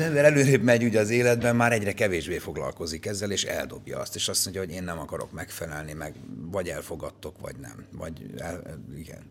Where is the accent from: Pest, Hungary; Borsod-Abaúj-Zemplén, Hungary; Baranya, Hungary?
Baranya, Hungary; Pécs; Tényleg színházban nőttem föl, tehát a Pécsi Nemzeti Színházban én voltam a Pécsi Balett első